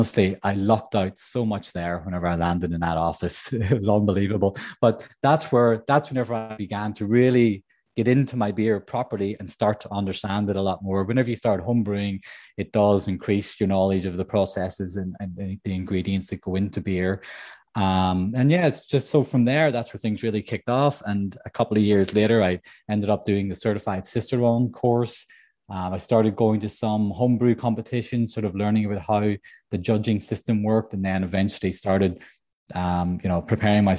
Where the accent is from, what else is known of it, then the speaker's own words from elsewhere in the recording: Northern Ireland, United Kingdom; moved away as an adult; also born or lived in Munich, Germany / England / New York, United States; growing up in Northern Ireland